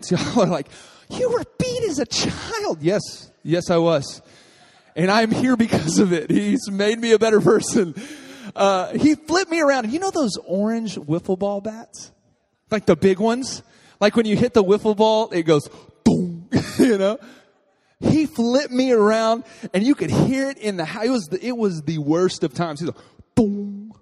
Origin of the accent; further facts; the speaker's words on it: Texas, United States; moved away; I grew up in Texas. And I was raised by my grandfather